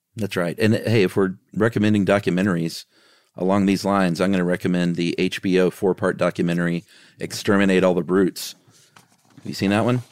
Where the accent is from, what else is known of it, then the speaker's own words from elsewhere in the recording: the South, United States; I'm from the South